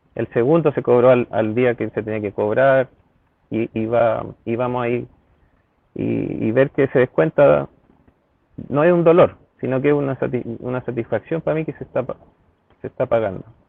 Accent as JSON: {"language": "Spanish", "town": "Santiago", "region": "Santiago Metropolitan Region", "country": "Chile", "tie": "born or raised there", "said": "siempre he vivido en Santiago en diferentes comunas y actualmente en Ñoñoa hace aproximadamente ya 15 años"}